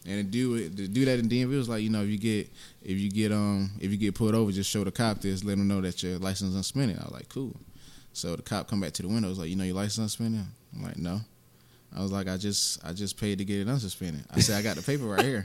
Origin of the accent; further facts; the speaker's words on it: Augusta, Georgia, United States; also born or lived in South Bronx, New York; I'm born and raised in Augusta